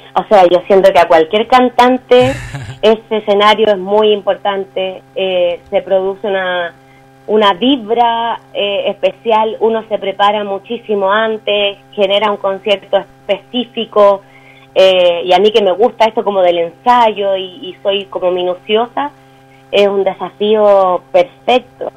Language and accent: Spanish; Chile; los chilenos